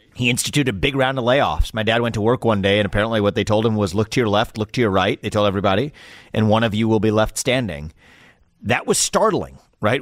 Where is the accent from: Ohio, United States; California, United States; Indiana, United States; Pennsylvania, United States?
Ohio, United States; Cincinnati; I was born in Cincinnati, Ohio, gr-, just outside the city in nineteen eighty-five.